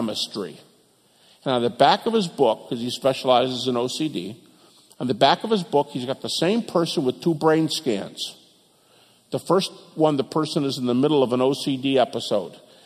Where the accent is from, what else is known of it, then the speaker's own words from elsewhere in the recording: Detroit, Michigan, United States; moved away as an adult; also born or lived in Lewistown, Montana; I'm from Detroit